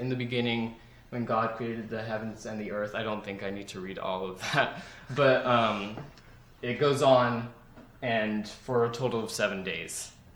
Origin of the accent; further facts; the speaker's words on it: Central Valley, California, United States; moved away as an adult; now in San Luis Obispo, United States; I'm from the Central Valley